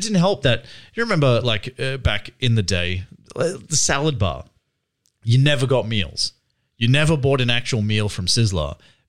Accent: Australia; as a young man growing up in Australia

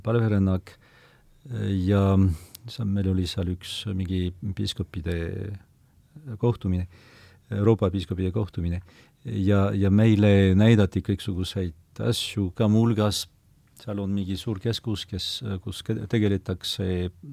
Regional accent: foot of the Pyrenees, about 100 km west of Lourdes, Nouvelle-Aquitaine, France; Estonian is a second language; now in Estonia; ma olen sündinud äh, Pirenee mm -hmm. jalamil muuhulgas, aga umbes sada kilomeetrit äh, lääne poole äh, võrreldes Lourdiga

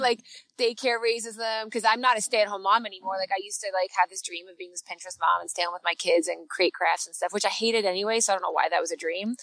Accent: Canada; accent: Canadian; my Canadian accent

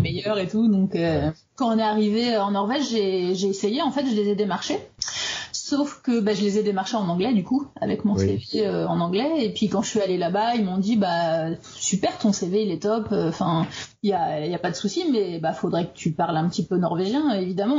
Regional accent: Ardennes, Grand Est, France; moved away as an adult; also born or lived in Paris, France; now in Norway; Je suis originaire des Ardennes et j'ai vécu 10 euh, ans à Paris

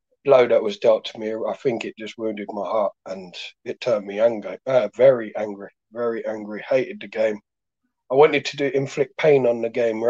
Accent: London, United Kingdom; also born or lived in Devon; I was a mixed race boy growing up in Sydenham, Blueborough, Lewisham.

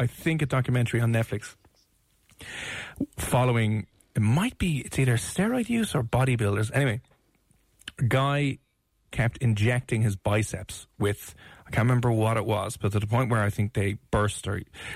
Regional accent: Ireland; it's part of our culture and heritage as Irish people

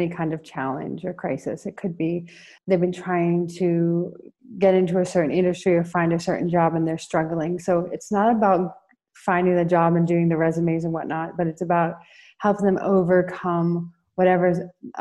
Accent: Colorado, United States; moved away as an adult; now in Rio de Janeiro, Brazil; I'm coming to you from Rio de Janeiro, Brazil, but I'm from the United States, from Colorado.

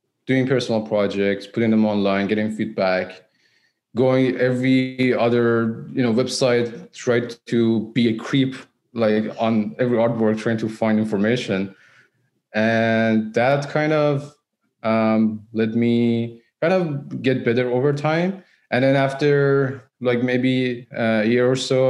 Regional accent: Iran; moved away as an adult; now in Vancouver, Canada; I'm originally from Iran.

